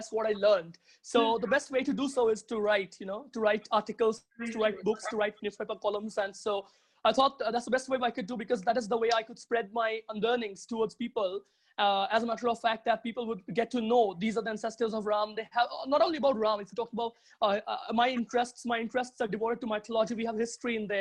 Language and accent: English; Midnapore, West Bengal, India; I'm not from Kolkata, you know. I'm not in proper Kolkata. It's a bit far from here. So I'm in Midnapore